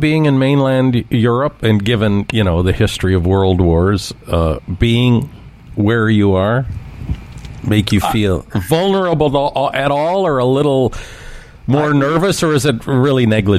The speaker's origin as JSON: {"language": "English", "town": "Toronto", "region": "Ontario", "country": "Canada", "tie": "born or raised there", "said": "growing up in Scarborough in the 70s."}